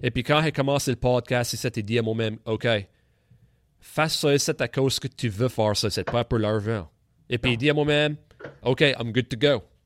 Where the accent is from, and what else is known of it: Clare, Nova Scotia, Canada; accent: Acadian